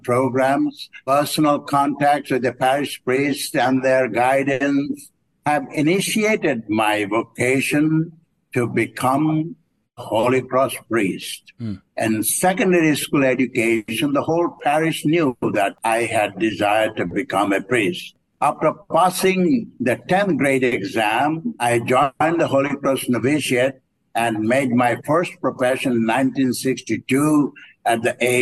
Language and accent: English; Padishipur, Barisal Division, Bangladesh; I'm from Bangladesh. I was born in 1943 in the rural parish called Padishipur